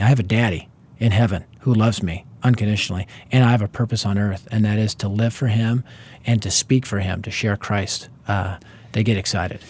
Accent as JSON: {"language": "English", "town": "Denver", "region": "Colorado", "country": "United States", "tie": "born or raised there", "said": "I was raised in North Denver, which at the time was the highest crime rate area in our city"}